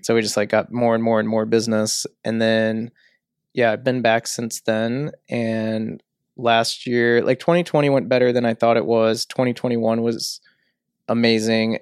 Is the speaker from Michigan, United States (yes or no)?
no; St. Louis area, Illinois, United States; moved away as an adult; also born or lived in Sydney, Australia; I grew up in Saint Louis, um, area. I say that 'cause nobody ever knows where Millstot, Illinois is